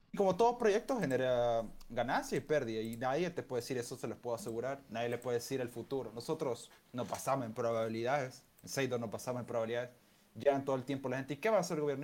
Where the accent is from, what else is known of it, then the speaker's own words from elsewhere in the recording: El Salvador; also born or lived in Argentina; yo soy de El Salvador